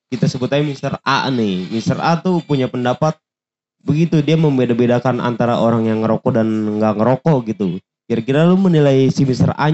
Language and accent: Indonesian; Jakarta, Indonesia; Nah gue tuh bisa dibilang paling jarang ke Monas walaupun gue orang Jakarta asli iya.